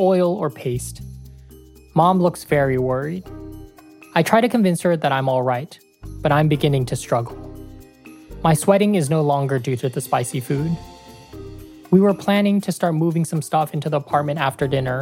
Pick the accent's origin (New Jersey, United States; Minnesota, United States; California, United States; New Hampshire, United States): California, United States; Oakland; moved away as an adult; also born or lived in San Francisco; now in Iowa City, United States; I didn't even have this kind of hookup in Oakland, and I grew up there